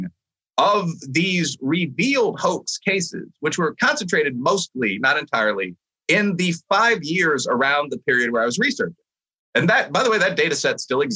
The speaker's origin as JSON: {"language": "English", "town": "Chicago", "region": "Illinois", "country": "United States", "tie": "born or raised there", "moved": "yes", "said": "I came back home for a period of time while I was attending grad school. My mother was very sick. And, you know, I took the Chicago Tribune. I had a lot of friends that went to, you know, Loyola, DePaul, UChicago, the schools in the area, because I'm a Chicagoan by background."}